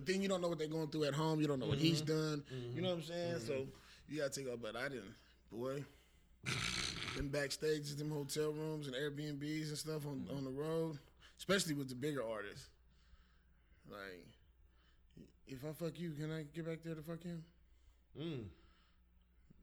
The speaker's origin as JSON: {"language": "English", "town": "Las Vegas", "region": "Nevada", "country": "United States", "said": "I'm from Vegas"}